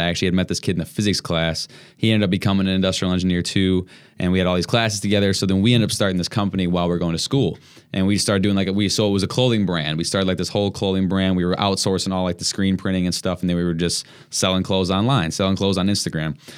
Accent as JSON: {"language": "English", "town": "Madison", "region": "Wisconsin", "country": "United States", "tie": "born or raised there", "moved": "as an adult", "lives_now": "Milwaukee, United States", "said": "I grew up in Madison, but I went to school in Milwaukee, and that's how I got here"}